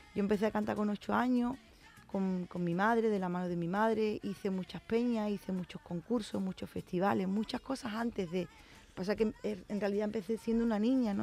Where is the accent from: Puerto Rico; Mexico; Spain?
Spain; San Fernando, Andalusia; lo que soy yo, una cañailla, ¿no? los que somos de San Fernando nos dicen